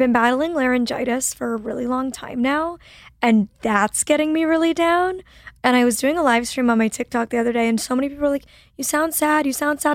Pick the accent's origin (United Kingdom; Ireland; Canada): Canada; Toronto, Ontario; moved away as an adult; now in Los Angeles, United States; I'm like originally from Toronto, Canada